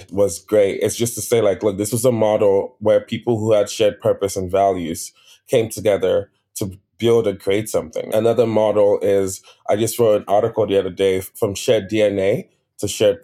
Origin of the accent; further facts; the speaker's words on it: Nigeria; I'm Nigerian